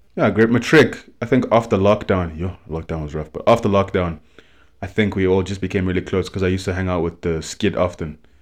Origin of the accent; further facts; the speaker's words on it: South Africa; I'm from S A. Yeah, I've, I've, I've, well, you can probably tell by, like, my, my voice that I've grown up in mostly private schools there